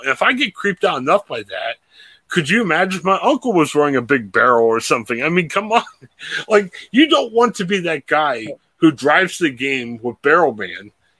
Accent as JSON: {"language": "English", "region": "Ohio", "country": "United States", "said": "…, …. We're Pittsburgh Steelers fans with Ohio ties. We're all here from Ohio."}